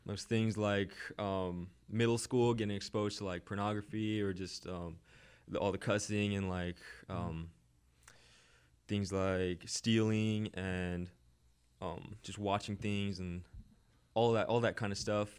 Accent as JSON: {"language": "English", "area": "Orange County", "region": "California", "country": "United States", "tie": "born or raised there", "said": "I grew up in Orange County, California."}